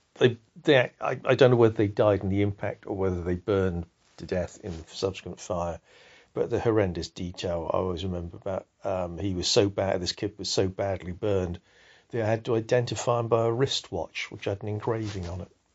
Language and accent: English; Salisbury, South West England, United Kingdom; I grew up in Salisbury, which is a provincial town in a rural area.